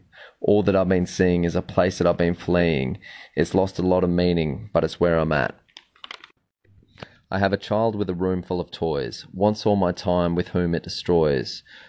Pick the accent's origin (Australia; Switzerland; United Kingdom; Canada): Australia; I'm a father and loving husband of a small family of four, and I'm from Australia. You might be able to tell with the accent there.